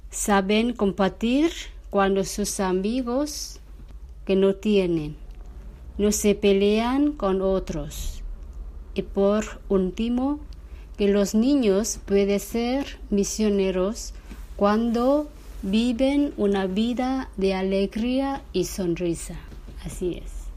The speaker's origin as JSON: {"language": "Spanish", "country": "Vietnam", "said": "soy de Vietnam."}